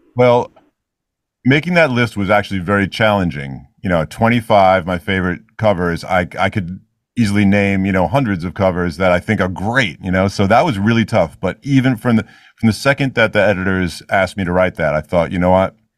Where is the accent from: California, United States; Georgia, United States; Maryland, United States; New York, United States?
New York, United States; New York City; I actually do spend a lot of time in Israel, but I grew up in New York City, pretty much.